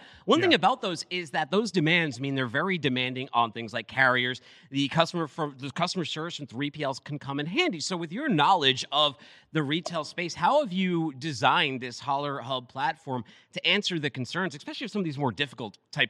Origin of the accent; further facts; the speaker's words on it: New York, United States; now in Boston, United States; I'm a Northeasterner. I take a lot of pride. I grew up in New York for a long time before moving to Boston.